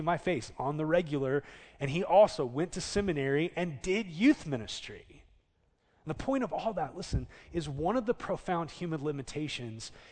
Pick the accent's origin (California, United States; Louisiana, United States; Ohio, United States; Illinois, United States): California, United States; Southern; now in Oklahoma, United States; I grew up in Southern California